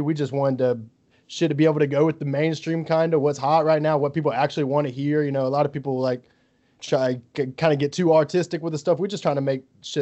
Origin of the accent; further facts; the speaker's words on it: Gulf Shores, Alabama, United States; moved away as an adult; now in Baton Rouge, United States; I'm from Gulf Shores, Alabama, man. I'm from the Gulf Coast.